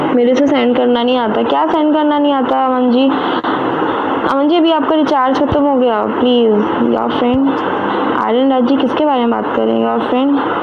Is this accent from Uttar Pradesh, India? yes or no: yes; Uttar Pradesh, India; मैं यूपी से हूँ